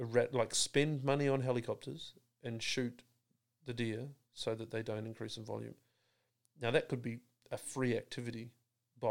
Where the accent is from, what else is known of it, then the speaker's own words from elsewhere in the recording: New Zealand; now in Australia; As a New Zealander, I don't vote because I'm not a citizen